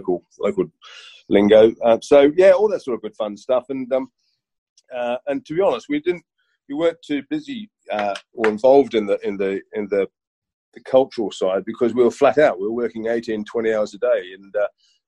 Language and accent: English; Sydney, New South Wales, Australia; moved away as an adult; I grew up in Sydney